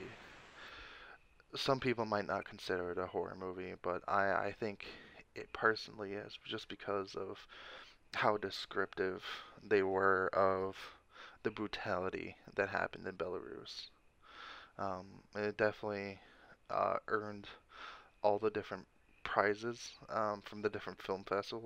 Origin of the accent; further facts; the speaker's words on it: Texas, United States; I'm from Texas